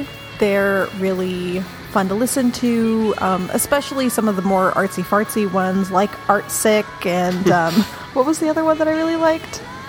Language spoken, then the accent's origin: English; Portland, United States; Yay, pretentious music. I'm from Portland.